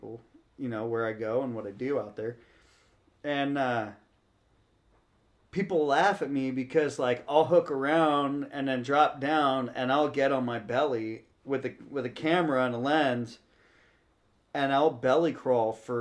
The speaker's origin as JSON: {"language": "English", "area": "West Marin", "region": "California", "country": "United States", "said": "I'm fifth generation from West Marin. So my grandmother was born at the Point Reyes Lighthouse. Yeah. So that, like you said, that's my backyard."}